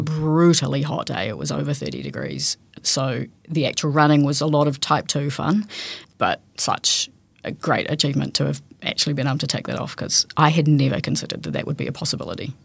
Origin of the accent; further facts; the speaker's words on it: Te Anau, Southland, New Zealand; I grew up in Teano